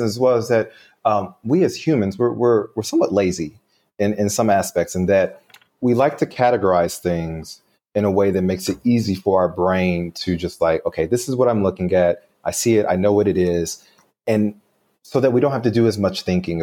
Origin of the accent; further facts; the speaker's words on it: Louisville, Kentucky, United States; moved away; So I'm originally from Louisville, Kentucky, and I'm back in Louisville, Kentucky.